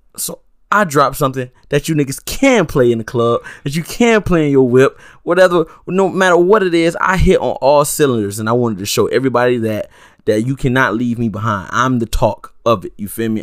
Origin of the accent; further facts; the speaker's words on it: Sunland, Broward, Florida, United States; I grew up in Sunland